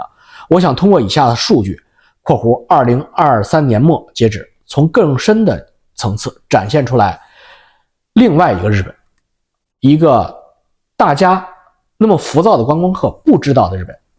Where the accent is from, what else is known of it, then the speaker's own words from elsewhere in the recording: Canada; 你比如说我们加拿大人是或者美国人去日本旅游